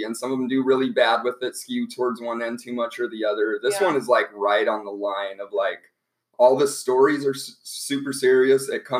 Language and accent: English; Thornton, Colorado, United States; I'm from Thornton, Colorado.